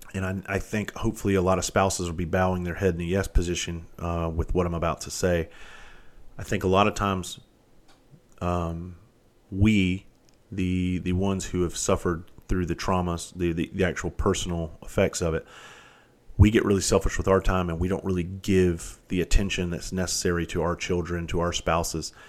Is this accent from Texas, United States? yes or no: no; Bluffton, South Carolina, United States; where I grew up down in Bluffton, South Carolina